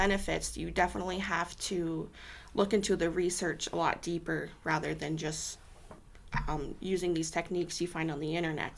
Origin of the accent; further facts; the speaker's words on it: Sergeant Bluff, Iowa, United States; also born or lived in Sioux City, Iowa; I was born and raised in Sioux City. My family lived in Sergeant Bluff for a good 10 years, so that's um, where I spent a good majority of my childhood and teenage years growing up